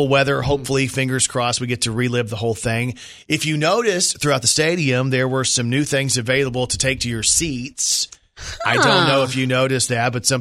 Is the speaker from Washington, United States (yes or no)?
no; Texas, United States; I grew up in Texas